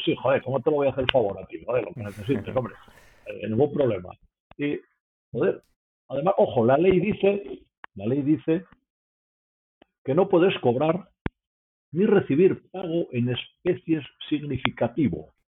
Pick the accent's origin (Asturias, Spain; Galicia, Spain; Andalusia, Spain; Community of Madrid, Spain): Asturias, Spain; moved away; also born or lived in Mexico / Peru / Colombia / Brazil; soy asturiano y porque estuve 25 años fuera de Asturias